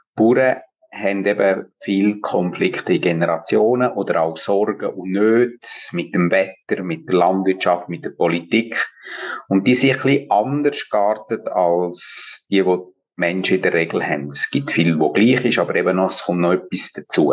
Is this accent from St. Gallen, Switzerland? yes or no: no; Engadin, Graubünden, Switzerland; moved away as an adult; also born or lived in Bern / Schwarzenburg; Ich bin in Engadin aufgewachsen und habe in Bern Theologie studiert